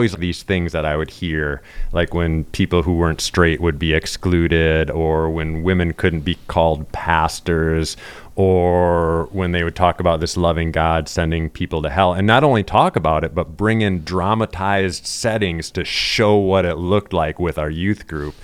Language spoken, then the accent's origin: English; Wisconsin, United States; accent: Wisconsin; I represent diversity with the Desert Voices crowd because I'm from Wisconsin